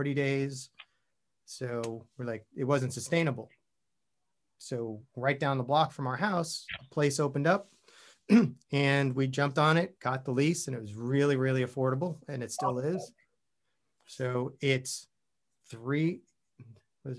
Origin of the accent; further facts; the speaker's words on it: Long Island, New York, United States; moved away as an adult; also born or lived in Queens, New York / Austin; I was born in Queens, grew up on Long Island, and then ended up living all over the city.